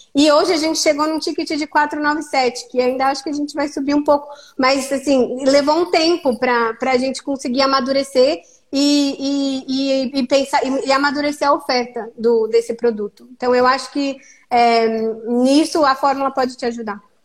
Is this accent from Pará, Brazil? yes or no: no; Sorocaba, São Paulo, Brazil; moved away as an adult; now in Brussels, Belgium; Eu sou de Sorocaba, em São Paulo